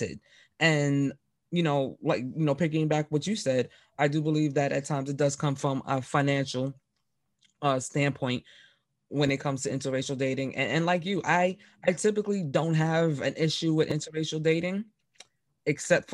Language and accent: English; New York City, New York, United States; me growing up in the Bronx in New York City